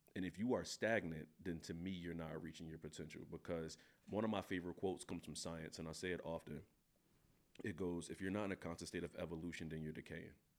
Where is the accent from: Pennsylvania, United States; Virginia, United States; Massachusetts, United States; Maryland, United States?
Pennsylvania, United States; Philadelphia; moved away as an adult; now in Pullman, United States; I'm from North Philadelphia.